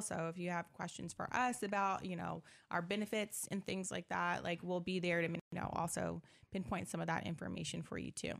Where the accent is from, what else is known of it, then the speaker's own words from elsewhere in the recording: Decatur, Illinois, United States; also born or lived in Miami, Florida / Indiana; I'm from Decatur, Illinois, grew up here as well. Well, I, I came probably mid-childhood